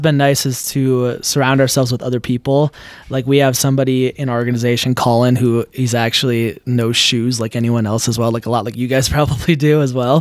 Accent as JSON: {"language": "English", "region": "Minnesota", "country": "United States", "tie": "born or raised there", "said": "I grew up in Minnesota"}